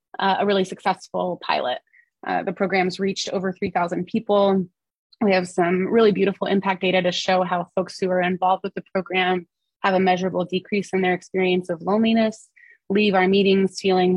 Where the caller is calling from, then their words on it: Asheville, North Carolina, United States; here in North Carolina, I'm calling from Asheville, North Carolina, which is in the western part of the state.